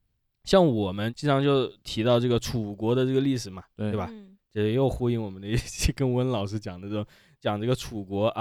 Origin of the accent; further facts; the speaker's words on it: Wuhan, Hubei, China; 我是武汉人，